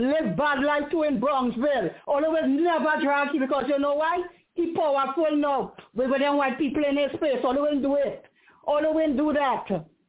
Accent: Trinidad & Tobago; I'm a Trinidadian

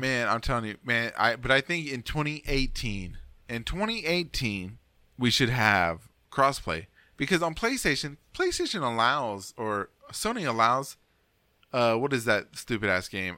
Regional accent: United States; I'm American, man. I'm a big American

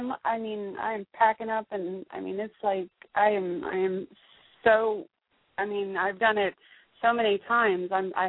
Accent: Jacksonville, Florida, United States; also born or lived in Portland / San Francisco Bay Area; I'm from Jacksonville, but I was living out in Portland, which I love

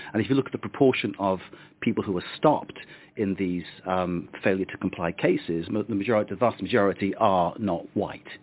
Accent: United Kingdom; now in France; as a Brit

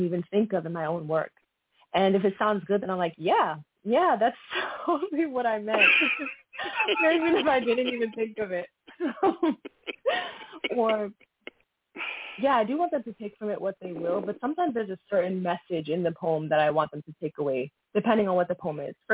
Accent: New York City, New York, United States; moved away as an adult; also born or lived in Brooklyn; now in Pennsylvania, United States; I am from New York, actually. New York City, born in Brooklyn, but now I'm actually living in Pennsylvania

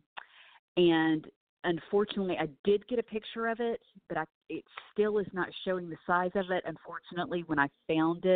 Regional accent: Atlanta, Georgia, United States; I was born and raised right here in Atlanta, Georgia

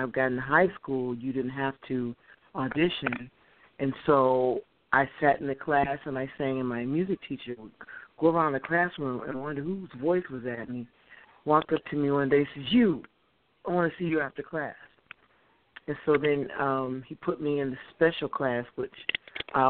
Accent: Detroit, Michigan, United States; All my life, east side of Detroit

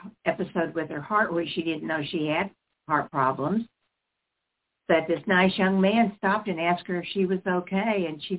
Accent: Utah, United States; moved away; I was born up in Utah.

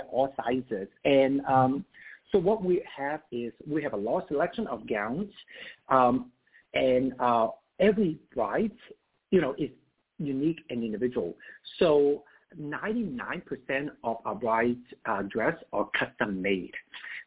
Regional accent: Hong Kong; now in United States; I have experience growing up in Hong Kong.

